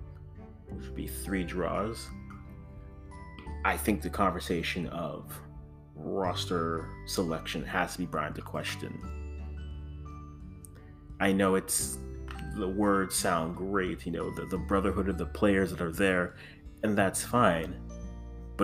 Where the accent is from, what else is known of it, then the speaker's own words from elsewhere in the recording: Ghana; I am the Ghanaian.